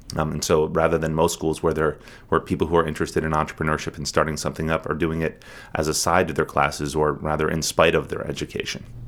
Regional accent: Harrisburg, Pennsylvania, United States; also born or lived in Portland, Maine / Mauritania; now in Bar Harbor, United States; I grew up in Harrisburg, Pennsylvania.

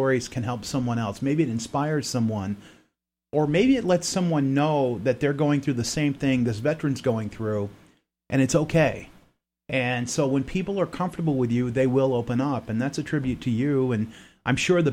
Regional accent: Florida, United States; moved away as an adult; also born or lived in Maine; We're from the South, from Florida

